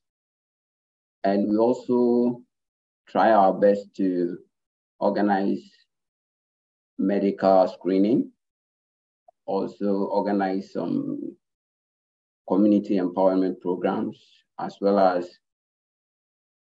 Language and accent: English; Ghana; I'm from Ghana